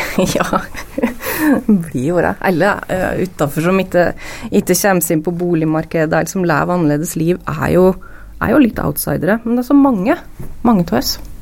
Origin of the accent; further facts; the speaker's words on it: Gausdal, Innlandet, Norway; moved away as an adult; now in Lillehammer, Norway; jeg er fra Gassdal opprinnelig